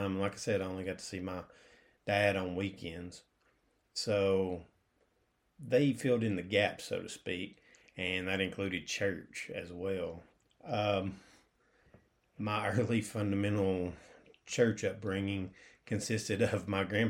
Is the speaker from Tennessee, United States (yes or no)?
yes; Cleveland, Tennessee, United States; also born or lived in McMinn County, Tennessee; I was born in Cleveland, Tennessee. That's here, still keeping us in East Tennessee, so I haven't moved a whole lot as far as family-wise goes.